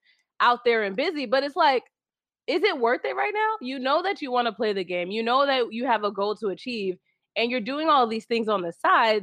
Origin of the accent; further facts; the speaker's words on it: New Jersey, United States; my home state.